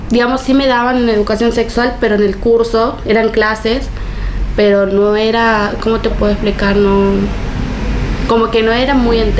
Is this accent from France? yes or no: no; Villa Amalia, Argentina; tengo 17 años y soy de Villa Amalia.